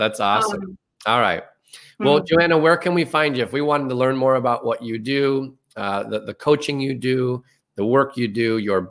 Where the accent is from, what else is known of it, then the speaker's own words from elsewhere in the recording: Ireland; I'm very Irish, so hopefully you don't take offense to that.